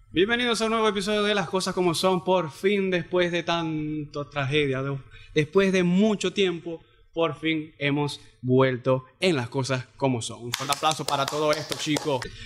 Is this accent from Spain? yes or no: no; Cabimas, Zulia, Venezuela; now in Maracaibo, Venezuela; yo soy de Cabima, yo, el, trabajo me salió aquí y aquí estoy